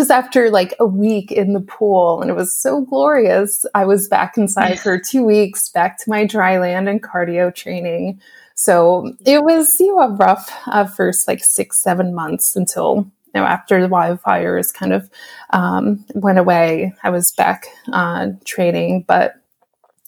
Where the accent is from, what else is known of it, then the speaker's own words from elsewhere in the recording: New York, United States; also born or lived in Orlando, Florida; now in Portland, United States; I'm originally from New York. I also lived in Orlando, Florida